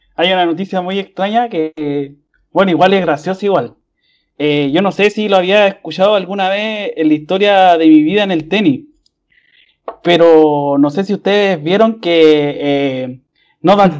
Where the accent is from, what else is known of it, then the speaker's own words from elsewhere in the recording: Calama, Antofagasta, Chile; moved away; nosotros vivíamos en el norte, en Calama